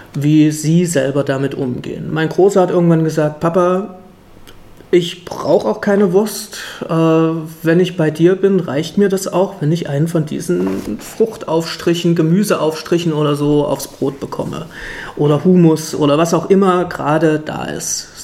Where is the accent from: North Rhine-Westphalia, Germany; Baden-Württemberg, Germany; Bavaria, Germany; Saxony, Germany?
Saxony, Germany; Leipzig; also born or lived in Friedenau, Berlin; now in Berlin, Germany; Ich komme auch aus dem Osten, nämlich ursprünglich aus Leipzig